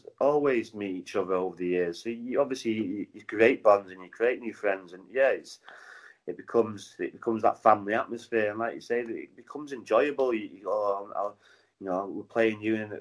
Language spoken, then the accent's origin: English; Manchester, North West England, United Kingdom; accent: Manchester; also born or lived in Cardiff, Wales; I was born in St David's Hospital, but I lived in Ely, and then moved to Manchester when I was three